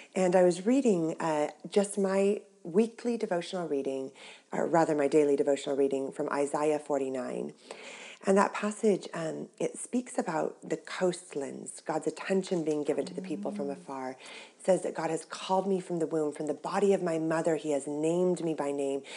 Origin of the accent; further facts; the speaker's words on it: Orange County, California, United States; moved away as an adult; now in Cornwall, United Kingdom; I grew up in Orange County, California